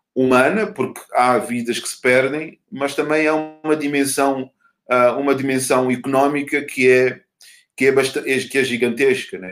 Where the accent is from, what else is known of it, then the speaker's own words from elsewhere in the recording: Mozambique; enquanto moçambicano